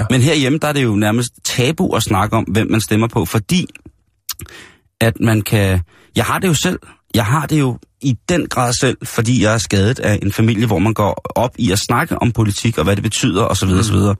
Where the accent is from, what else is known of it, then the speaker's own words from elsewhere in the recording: Austin, Texas, United States; min hjemby i, i USA, det er jo Austin. Ja. Øh, og det er jo en lidt speciel by, fordi den er ret demokratisk, men ligger i sydstaterne.